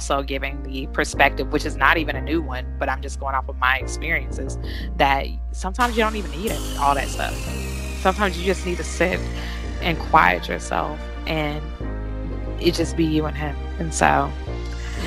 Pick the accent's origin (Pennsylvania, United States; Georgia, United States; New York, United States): Georgia, United States; I grew up in Georgia, okay? So being in a southern state